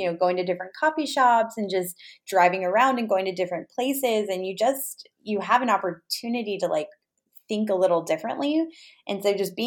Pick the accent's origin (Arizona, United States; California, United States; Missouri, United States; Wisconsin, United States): California, United States; Los Angeles; I'm from the Los Angeles area